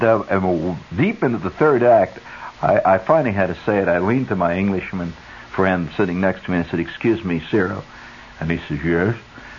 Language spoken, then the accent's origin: English; Indiana, United States; I come from Indiana.